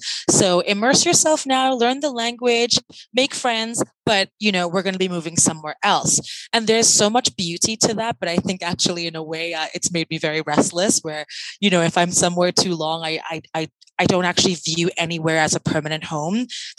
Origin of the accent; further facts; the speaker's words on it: London, United Kingdom; I'm from London. It's the longest place I've ever lived.